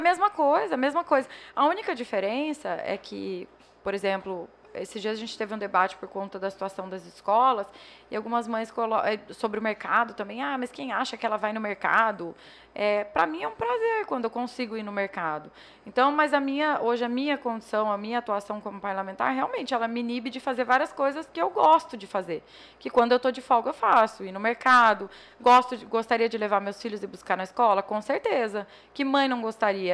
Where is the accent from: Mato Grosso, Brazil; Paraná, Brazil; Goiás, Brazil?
Mato Grosso, Brazil; Juara; Eu nasci lá em Joara